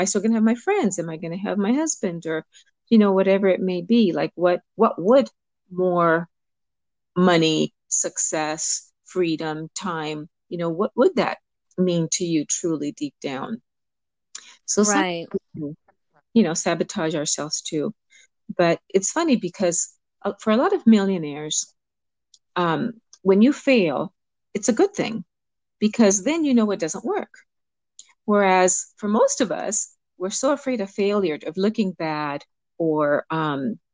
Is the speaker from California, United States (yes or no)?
yes; Los Angeles, California, United States; also born or lived in Cuba; I was born in Cuba and I was raised in Los Angeles